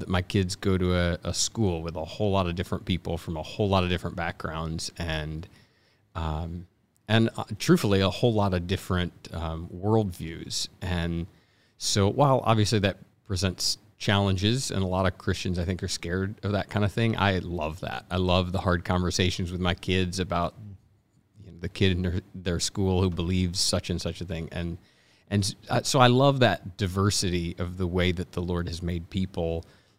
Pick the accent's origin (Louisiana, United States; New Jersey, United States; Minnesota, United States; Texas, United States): Texas, United States; Irving; Originally Texas, right outside of Dallas, Irving, where the Cowboys play.